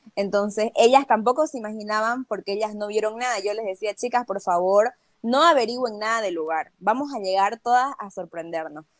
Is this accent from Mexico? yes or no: no; Bolivia